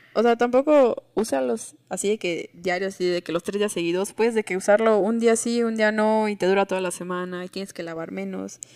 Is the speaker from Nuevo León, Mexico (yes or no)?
no; Tuxtla Gutiérrez, Chiapas, Mexico; moved away; en mi pueblito de Tuxtla Gutiérrez